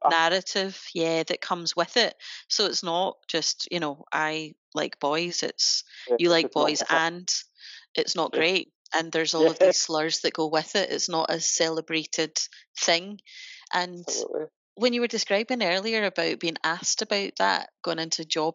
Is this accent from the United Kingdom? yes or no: yes; Glasgow, Scotland, United Kingdom; we're both from Glasgow